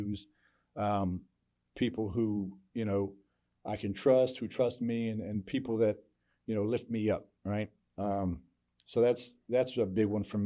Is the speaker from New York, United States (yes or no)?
no; Norfolk, Virginia, United States; now in Houston, United States; I grew up in Norfolk, Virginia, in the, you know, it's a Navy town, real diverse